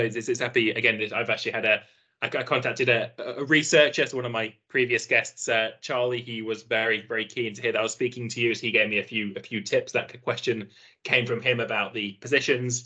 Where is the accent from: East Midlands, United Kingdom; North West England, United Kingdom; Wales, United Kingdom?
East Midlands, United Kingdom; Nottingham; also born or lived in Aberdeen, Scotland; I grew up in uh, in in Nottingham, uh, down in England